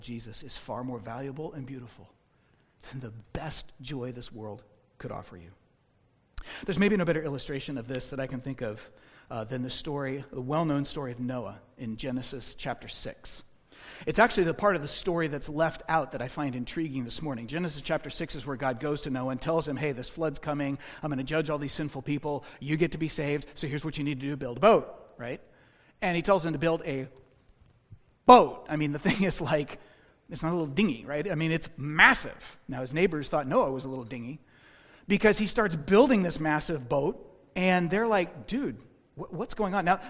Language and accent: English; United States; as American Christians